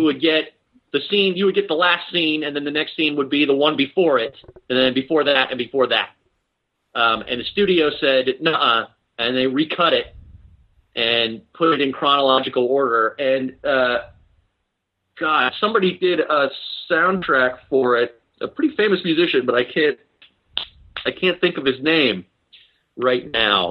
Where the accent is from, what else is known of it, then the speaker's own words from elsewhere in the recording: Baltimore, Maryland, United States; now in Seattle, United States; where I grew up in Baltimore